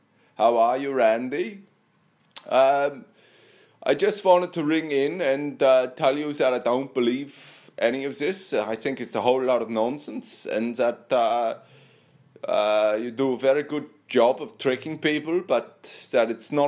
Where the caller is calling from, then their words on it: Australia; No, I'm calling from Australia.